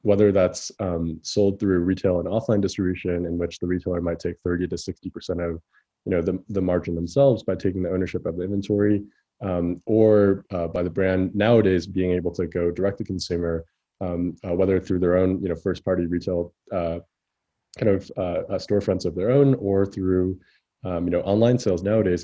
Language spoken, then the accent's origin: English; Chicago, Illinois, United States; moved away as an adult; also born or lived in San Francisco; I grew up in Chicago